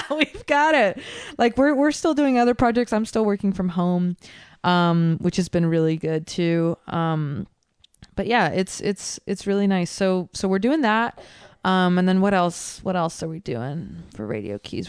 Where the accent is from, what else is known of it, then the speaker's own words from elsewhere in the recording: Concord, California, United States; now in Oakland, United States; I'm from Concord